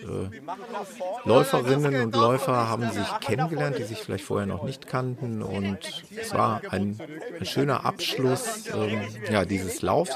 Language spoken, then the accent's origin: German; Ruhr area, North Rhine-Westphalia, Germany; im Ruhrpott äh, nahe meiner Heimat